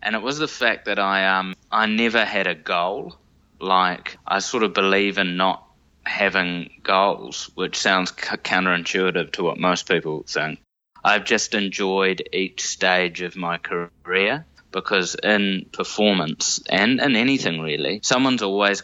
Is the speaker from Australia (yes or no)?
no; Wellington, New Zealand; I was born in Wellington and grew up in Wadestown, which is a sort of close-ish to the city suburb.